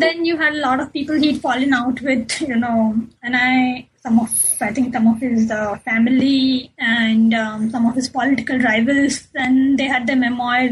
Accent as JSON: {"language": "English", "town": "Mumbai", "region": "Maharashtra", "country": "India", "tie": "born or raised there", "also_born_or_lived": "Melbourne, Australia", "moved": "as an adult", "lives_now": "England", "said": "I grew up in Bombay and, uh, you know, in the 80s and the 90s"}